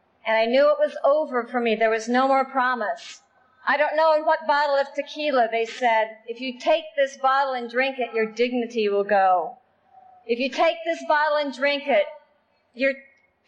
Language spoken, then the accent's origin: English; Iowa, United States; moved away; I grew up in Iowa